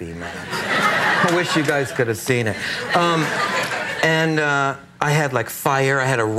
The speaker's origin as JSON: {"language": "English", "town": "Sarasota", "region": "Florida", "country": "United States", "tie": "born or raised there", "said": "I grew up in Sarasota, Florida, which is the old winter headquarters of Ringling Brothers"}